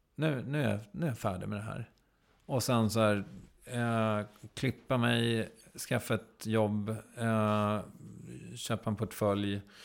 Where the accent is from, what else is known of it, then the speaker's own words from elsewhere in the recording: Strängnäs, Södermanland, Sweden; det diskuterades saker vid matbordet hemma i Strängnäs